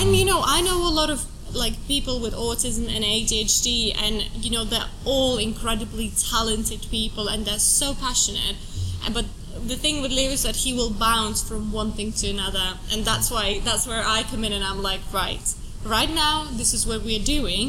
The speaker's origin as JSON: {"language": "English", "country": "Estonia", "tie": "born or raised there", "also_born_or_lived": "Finland / France / Italy / Brazil", "moved": "as an adult", "lives_now": "United Kingdom", "said": "I was born in Estonia. Uh, I come from a Russian family. I grew up in Estonia, and then I went to uni in Finland"}